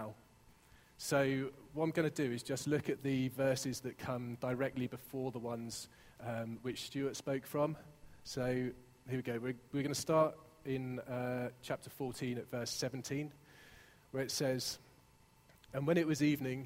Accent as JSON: {"language": "English", "town": "Exeter", "region": "South West England", "country": "United Kingdom", "tie": "born or raised there", "also_born_or_lived": "Hertfordshire", "moved": "yes", "said": "you might tell by my accent, I grew up in Exeter"}